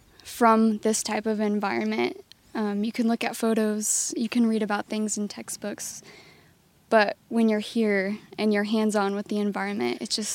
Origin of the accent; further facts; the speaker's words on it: Indiana, United States; I grew up in Indiana. The outdoor community isn't as big as you might find like out west or in Colorado.